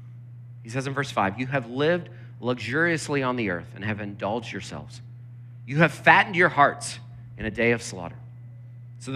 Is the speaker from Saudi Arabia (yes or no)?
no; Lancaster, Pennsylvania, United States; I grew up in Lancaster, Pennsylvania, where, you know, it's just surrounded by farms